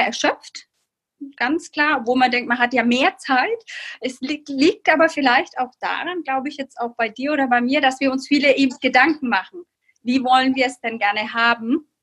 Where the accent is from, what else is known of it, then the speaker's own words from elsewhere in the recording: Bamberg, Bavaria, Germany; Ich komme aus Bamberg